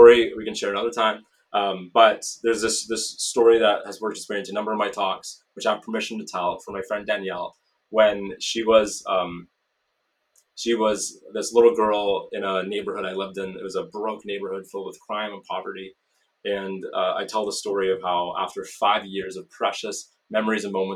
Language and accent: English; Canada; I'm Canadian